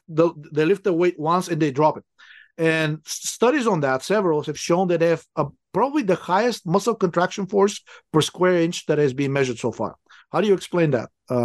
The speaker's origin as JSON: {"language": "English", "country": "Bulgaria", "moved": "yes", "said": "I'm originally from Bulgaria"}